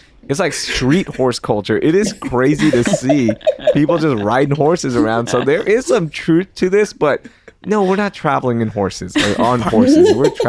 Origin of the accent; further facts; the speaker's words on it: Houston, Texas, United States; I grew up on Harwin and I grew up on, you know, in the Hillcroft area, just eating there all the time with my family